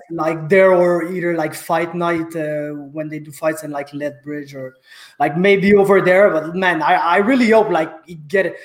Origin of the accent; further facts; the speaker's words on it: Saint-Jean-sur-Richelieu, Quebec, Canada; from my hometown of Saint Jean sur Richelieu